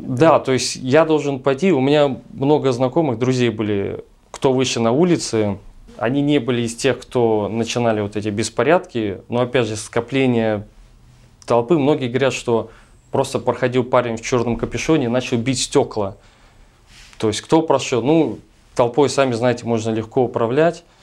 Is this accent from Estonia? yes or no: yes; Tallinn, Harju County, Estonia; я родился в Ласномяе, это был всегда чисто русский район